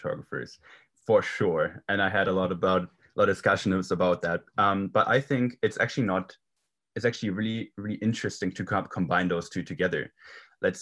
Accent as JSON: {"language": "English", "country": "Germany", "tie": "born or raised there", "second_language": "English", "moved": "as an adult", "said": "originally I was born and raised in Germany. I lived there for 18 years"}